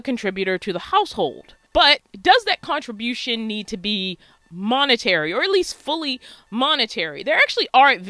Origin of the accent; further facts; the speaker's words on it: Baltimore, Maryland, United States; I was born and raised in Baltimore, Maryland